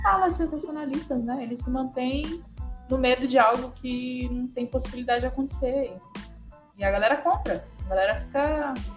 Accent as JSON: {"language": "Portuguese", "region": "Pará", "country": "Brazil", "said": "eu não sou maranhense, mas eu sou paraense"}